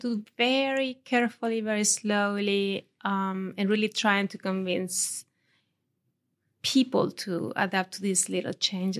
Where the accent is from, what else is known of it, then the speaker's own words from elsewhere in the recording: Gata de Gorgos, Valencian Community, Spain; moved away as an adult; also born or lived in Denmark; Yeah, I was born in Valencia city, actually. Mm-hmm. Although my parents lived in Gata. So I spent there until I was 18.